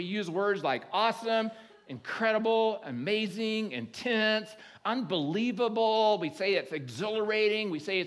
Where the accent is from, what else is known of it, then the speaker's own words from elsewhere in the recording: Oklahoma, United States; moved away; I grew up in Oklahoma